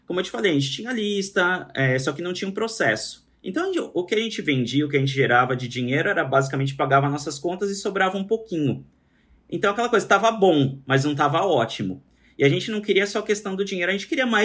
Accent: Brazil; also born or lived in São Paulo

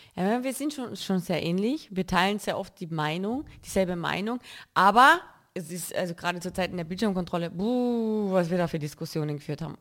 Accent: Carinthia, Austria; now in Cologne, Germany; ich sehe Köln jetzt nicht als meine Heimat. Ich lebe dort und ich fühle mich wohl, aber Heimat verspüre ich hier

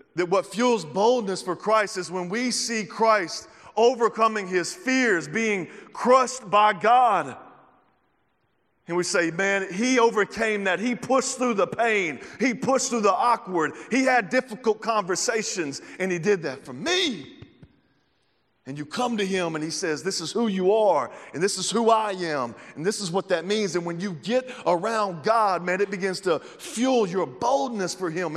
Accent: the South, United States; moved away as an adult; now in Kansas City, United States; I'm from the South

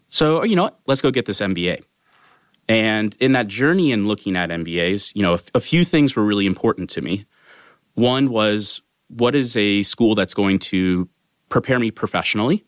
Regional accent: Sacramento, California, United States; moved away as an adult; also born or lived in Bay Area; born and raised in Sacramento, California

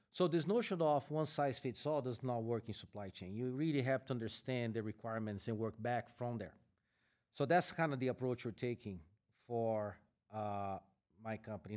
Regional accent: Brazil; moved away as an adult; now in United States; I am originally from Brazil, where I started my career with Eaton. Then I got a chance to relocate to the U S

